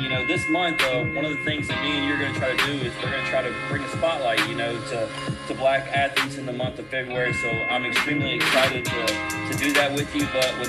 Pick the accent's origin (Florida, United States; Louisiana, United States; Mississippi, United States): Louisiana, United States; But, you know, growing up in Louisiana, obviously my family's from there. I'm there constantly.